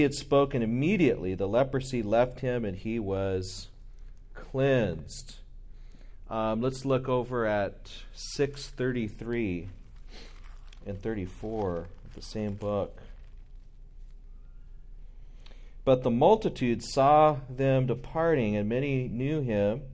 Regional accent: Southern California, United States; growing up in Southern California, as a SoCal American

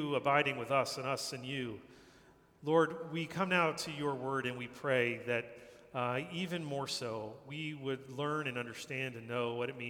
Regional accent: New Jersey, United States; moved away as an adult; now in New York City, United States; I grew up in New Jersey, not far from here

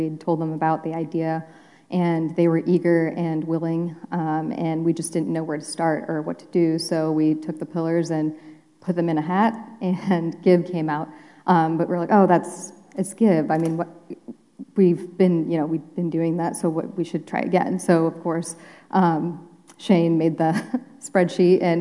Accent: Springfield, Ohio, United States; also born or lived in India; I was born in India, came here when I was 3, and I grew up in Springfield, Ohio.

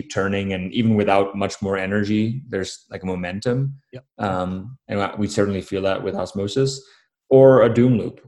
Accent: Florida, United States; also born or lived in Namibia / Durban, South Africa; I grew up in Florida

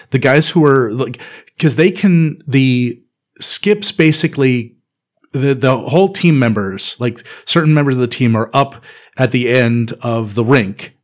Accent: Canada; as a Canadian kid

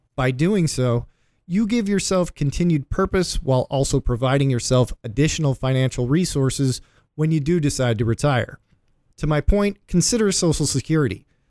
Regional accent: Cleveland, Ohio, United States; my hometown, Cleveland

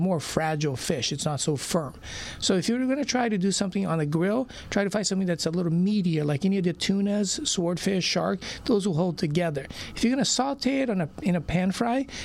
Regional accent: Brazil; now in Orange County, United States; I basically was born and raised in Brazil, and we moved here in the mid-70s and been here since

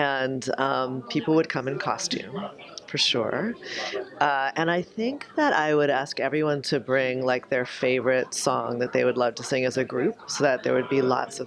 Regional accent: New Orleans, Louisiana, United States; my hometown of New Orleans

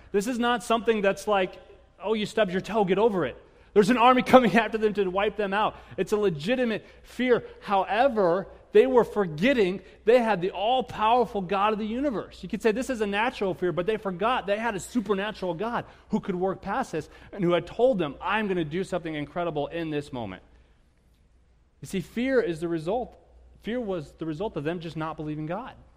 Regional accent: United States; as American Christians

